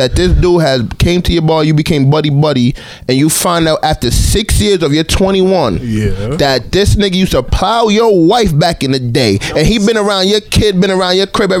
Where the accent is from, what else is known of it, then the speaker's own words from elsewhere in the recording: Antigua & Barbuda; we're from Antigua.